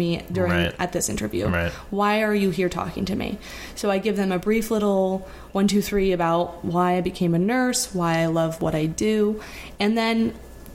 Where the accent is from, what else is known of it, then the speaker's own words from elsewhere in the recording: Florida, United States; moved away as an adult; now in New York, United States; I'm from Florida. I went to nursing school in Florida